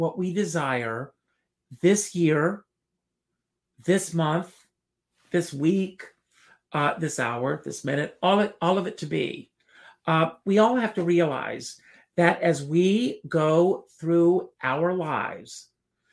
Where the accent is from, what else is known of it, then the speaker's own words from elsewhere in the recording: Conway, South Carolina, United States; moved away; as this kid growing up in South Carolina